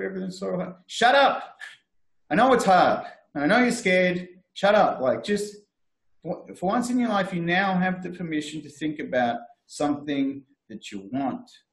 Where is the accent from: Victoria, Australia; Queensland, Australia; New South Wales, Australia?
Victoria, Australia; Frankston; I am from Frankston